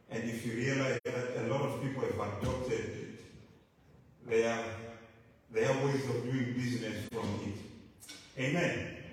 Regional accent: Zimbabwe; moved away; I'm from Zimbabwe

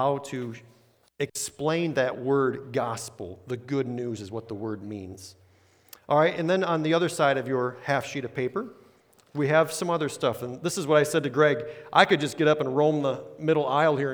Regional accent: Illinois, United States; moved away; also born or lived in Chesapeake, Virginia; I'm this guy from Illinois

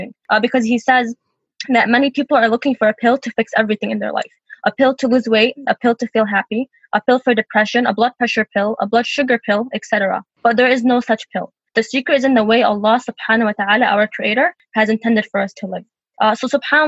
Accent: Michigan, United States; also born or lived in Charlotte, North Carolina; I was born in Charlotte, North Carolina, and grew up in Michigan

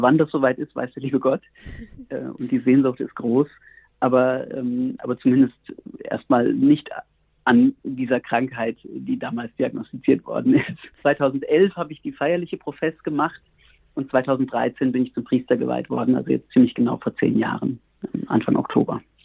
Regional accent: near Frankfurt am Main, Hesse, Germany; moved away as an adult; also born or lived in Bamberg / Montpellier / Berlin; now in Heiligenkreuz, Austria; Ich bin selber Deutscher, komme aus der Nähe von Frankfurt am Main ursprünglich

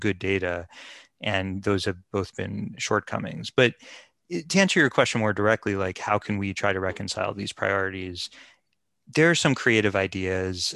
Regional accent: United States; as an American

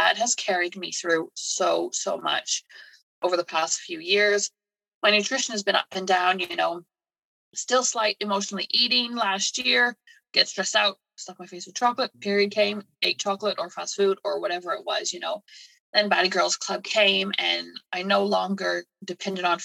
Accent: Canada; moved away as an adult; also born or lived in United Kingdom; now in England, United Kingdom; So I'm originally from Canada. I moved to the UK to be with my now husband.

